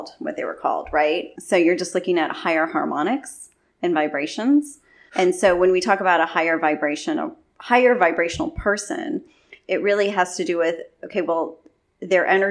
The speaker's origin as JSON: {"language": "English", "region": "California", "country": "United States", "said": "I'm from California, but my mom's from the Philippines"}